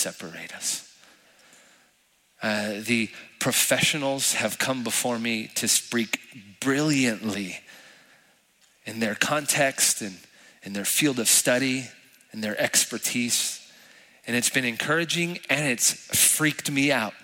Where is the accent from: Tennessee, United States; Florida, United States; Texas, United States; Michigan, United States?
Texas, United States; El Paso; moved away as an adult; now in San Antonio, United States; I'm from El Paso, born and raised